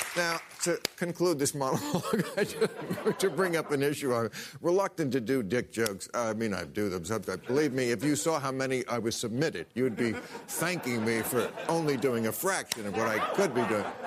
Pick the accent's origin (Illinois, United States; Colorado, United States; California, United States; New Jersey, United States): New Jersey, United States; in New Jersey, my home state